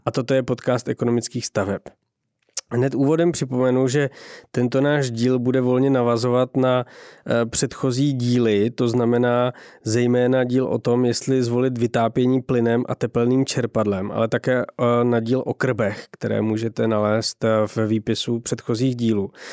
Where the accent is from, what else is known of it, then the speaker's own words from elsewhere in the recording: Czechia; každý, kdo jako z Čech